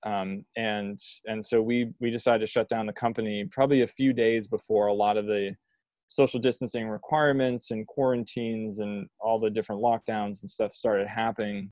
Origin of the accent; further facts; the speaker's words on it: Maine, United States; moved away as an adult; also born or lived in Colorado; when my wife and I moved back to Maine from Colorado, and Reggie and I grew up together